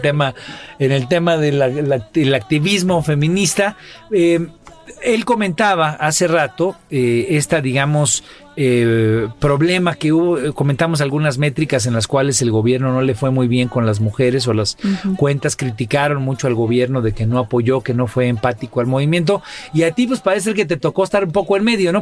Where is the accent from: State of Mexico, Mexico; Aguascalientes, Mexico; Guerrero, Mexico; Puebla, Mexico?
Guerrero, Mexico; Tecpan de Galeana; En mi pueblo, ahí en Tecpan de Galeana